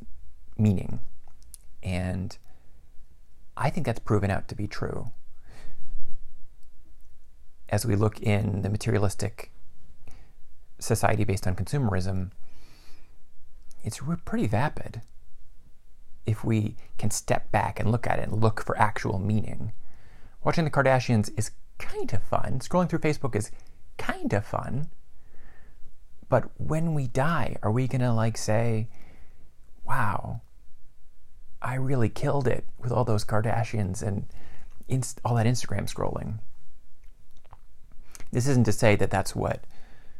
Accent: Mid-Atlantic, United States; I'm male. I'm white. I have family that comes from the Midwest. I came from the Mid-Atlantic.

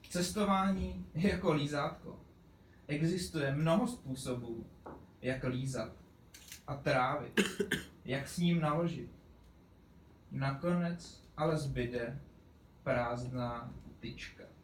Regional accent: Pardubice, Pardubice Region, Czechia; jsem původně z Koněpulek, respektive Pardubic.

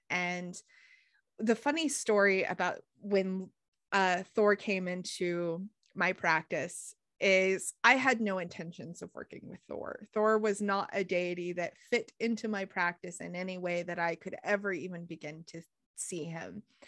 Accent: United States; growing up in America

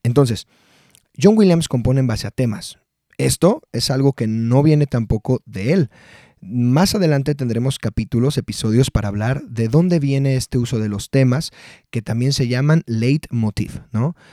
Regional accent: Mexico; yo soy mexicano

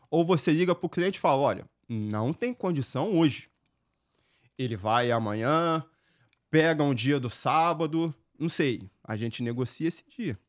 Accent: Rio de Janeiro, Brazil; accent: carioca; moved away as an adult; now in Nashua, United States; Eu sou um carioca, não sei se dá para vocês entenderem por conta do meu sotaque, meu sotaque é muito forte.

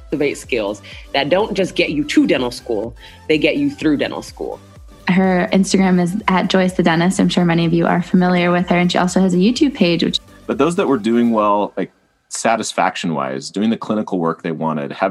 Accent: Caracas, Capital District, Venezuela; I was born and raised in Caracas, Venezuela. I'm a current second year dental student at ASDOH surgical dentistry

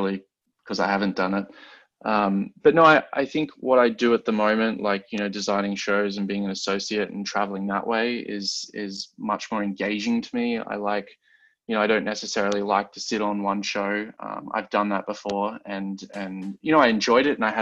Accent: Australia; moved away; growing up in Australia

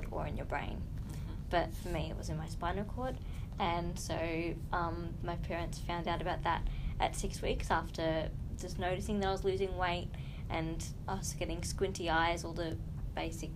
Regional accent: Kinglake, Victoria, Australia; growing up in King Lake

